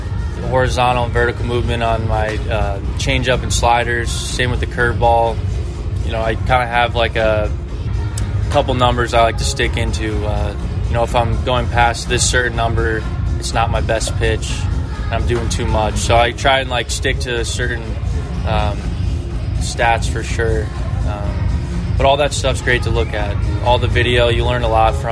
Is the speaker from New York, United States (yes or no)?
yes; New York, United States; my hometown